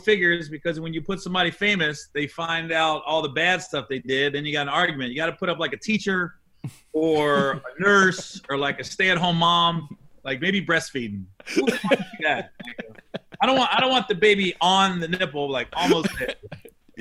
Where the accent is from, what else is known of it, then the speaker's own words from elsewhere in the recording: Cincinnati, Ohio, United States; I'm from Cincinnati